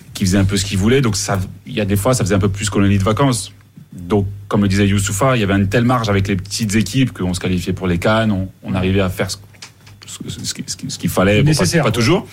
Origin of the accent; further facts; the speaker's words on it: Mali; même à Bamako, chez nous au Mali